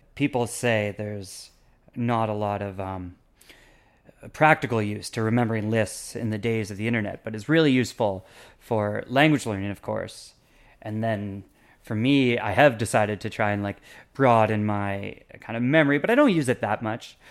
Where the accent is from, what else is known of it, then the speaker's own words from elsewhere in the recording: Canada; moved away as an adult; now in Taipei, Taiwan; in my hometown when I was growing up, or anywhere else in Canada